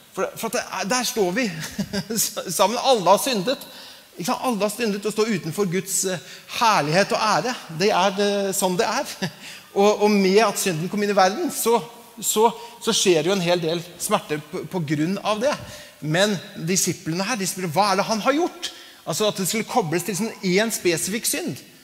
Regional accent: Larvik, Vestfold, Norway; Larvik, der jeg kommer fra

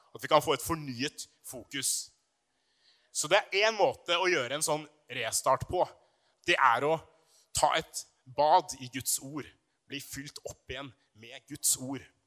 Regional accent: Brumunddal, Innlandet, Norway; på videregående i Brumunddal. Eh, langt oppe i Hedmarken, der jeg vokste opp.

